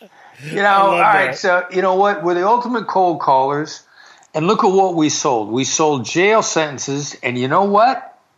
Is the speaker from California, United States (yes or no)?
no; Iowa, United States; I'm a small town boy from Iowa. I mean, people are often surprised by that based on my convoluted accent, which has bits and pieces of New York in it. Small town Iowa boy from a small high school.